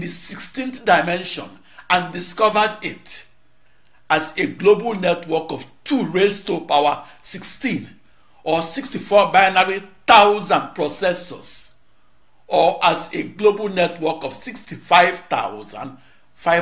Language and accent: English; Onitsha, Anambra, Nigeria; moved away; also born or lived in Corvallis, Oregon, United States / Los Alamos, New Mexico, United States; my hometown of Onitsha, Nigeria